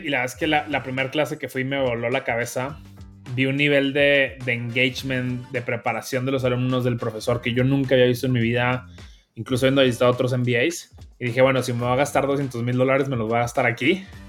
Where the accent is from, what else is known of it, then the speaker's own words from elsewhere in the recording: Monterrey, Nuevo León, Mexico; accent: norteño; como pueden escuchar, soy regio, también norteño orgullosamente. Y realmente pues vengo de una familia bastante eh, normalita en Monterrey